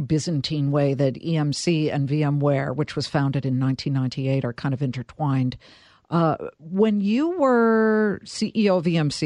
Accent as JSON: {"language": "English", "region": "California", "country": "United States", "said": "as a Californian"}